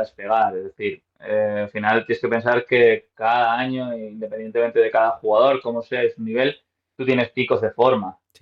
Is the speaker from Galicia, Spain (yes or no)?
no; Madrid, Community of Madrid, Spain; yo soy de Madrid, tengo 34 años